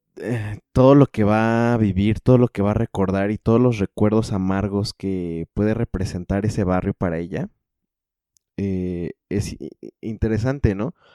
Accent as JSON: {"language": "Spanish", "region": "State of Mexico", "country": "Mexico", "tie": "born or raised there", "also_born_or_lived": "Cocotitlán", "said": "yo crecí en el Estado de México en la zona oriente"}